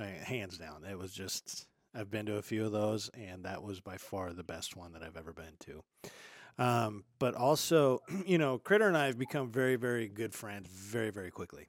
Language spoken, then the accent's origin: English; United States; I'm an American